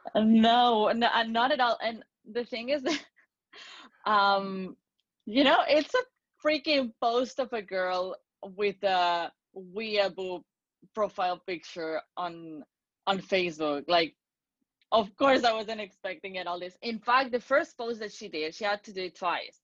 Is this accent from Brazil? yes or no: no; Spain; I'm from Spain